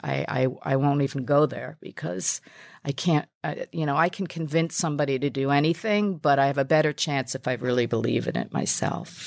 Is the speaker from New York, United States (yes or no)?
yes; New York City, New York, United States; I'm a New Yorker